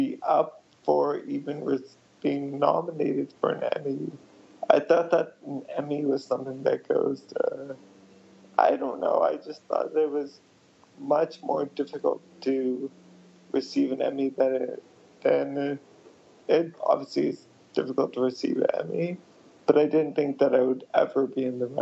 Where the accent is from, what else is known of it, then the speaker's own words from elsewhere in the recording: United States; I'm from India, but I was born in the U.S.